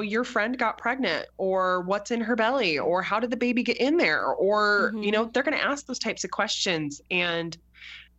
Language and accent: English; United States; we're American